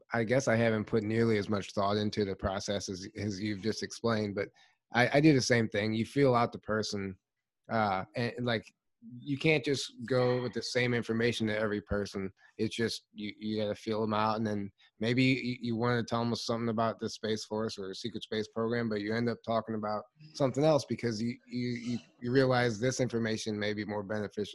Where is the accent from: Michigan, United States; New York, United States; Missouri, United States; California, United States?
Missouri, United States; St. Louis; I'm from St. Louis, Missouri